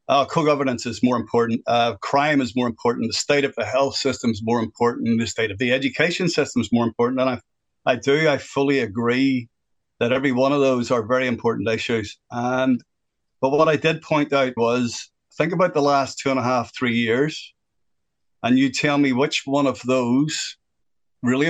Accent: Northern Ireland, United Kingdom; moved away as an adult; now in New Zealand; I am originally from Northern Ireland. I lived through the worst part of the violence in Northern Ireland. I was 11 when that started off, and I left in 1988

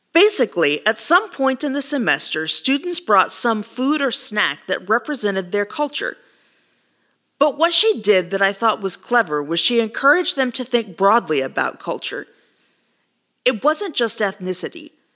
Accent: Texas, United States; I was raised on tacos and fajitas. It's as Texan as the day is long.

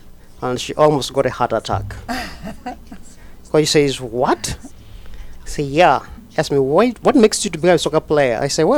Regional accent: Uganda; moved away as an adult; now in Libertyville, United States; I had a very interesting story growing up because in Uganda, all the kids, especially the boys growing up, the primary game they can play is soccer.

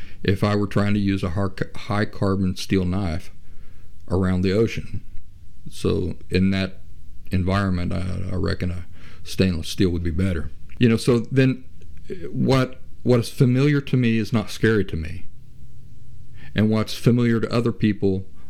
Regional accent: Appalachia, United States; I grew up in Appalachia, as I mentioned last week, in the area where West Virginia, Kentucky, and southeastern Ohio meet

